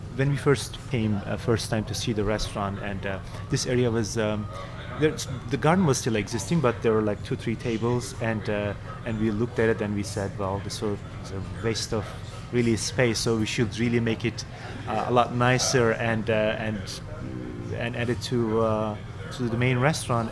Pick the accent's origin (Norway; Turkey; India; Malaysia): Turkey; Istanbul; now in New York, United States; I am from uh, Turkey originally, from Istanbul. Uh, I grew up in Istanbul.